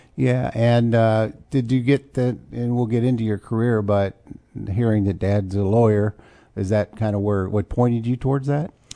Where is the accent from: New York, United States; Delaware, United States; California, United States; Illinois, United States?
Illinois, United States; Urbana; now in Champaign, United States; I moved here when I was seven